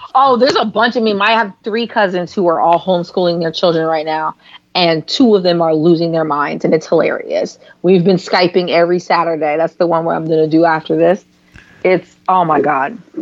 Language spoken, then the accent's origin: English; San Francisco, California, United States; now in Los Angeles, United States; I'm from San Francisco